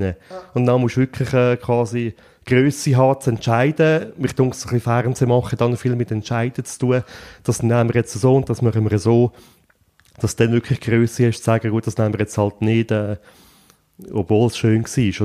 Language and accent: German; Buochs, Nidwalden, Switzerland; Ich bin in Zbuchs aufgewachsen